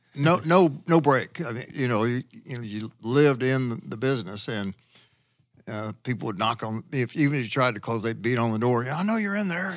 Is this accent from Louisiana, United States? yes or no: yes; Louisiana, United States; moved away as an adult; now in Arkansas, United States; I'm from Louisiana